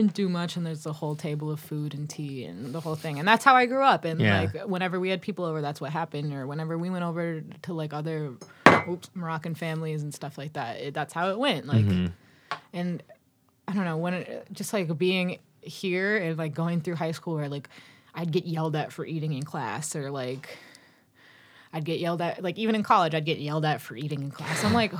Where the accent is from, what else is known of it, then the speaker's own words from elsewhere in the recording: Massachusetts, United States; because I'm from Massachusetts. I would get my Dunkin' Donuts every morning with the wasteful styrofoam cup over it, because that's what you do when you live on the South Shore of Massachusetts.